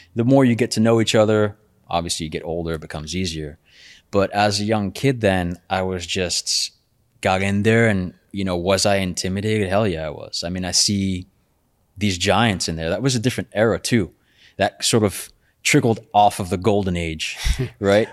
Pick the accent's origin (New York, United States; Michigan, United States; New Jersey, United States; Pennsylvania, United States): New York, United States; New York City; I'm also from Brooklyn, born and raised.